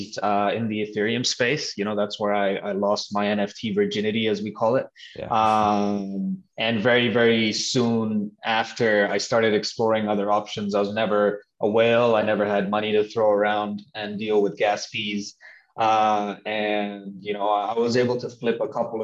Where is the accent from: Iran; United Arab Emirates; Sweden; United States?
United Arab Emirates; Dubai; moved away; I grew up in Dubai